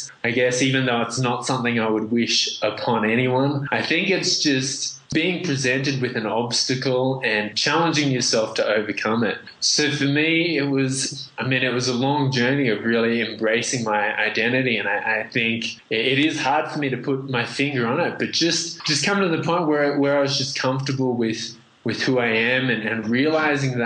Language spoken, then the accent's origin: English; Australia; accent: very strange and confusing accent; moved away as an adult; also born or lived in Vietnam / Indonesia; now in Peru; we got accepted into Australia, where I grew up, and I ended up with this very strange and confusing accent.